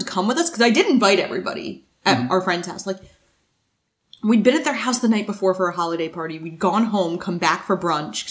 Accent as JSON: {"language": "English", "region": "New Jersey", "country": "United States", "said": "we're from New Jersey"}